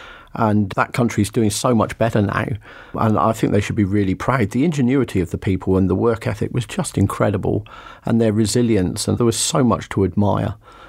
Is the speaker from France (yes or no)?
no; St Ives, South West England, United Kingdom; also born or lived in Bideford / Torrington / Exmouth; I describe myself as a West Country boy. I was born in Biddeford in North Devon, but I never really lived there. My dad worked for Barclays Bank and got moved around from place to place.